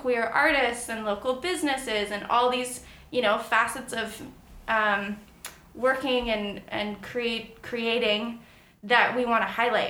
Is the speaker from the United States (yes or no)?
no; Langley, British Columbia, Canada; where I grew up in Langley, very conservative.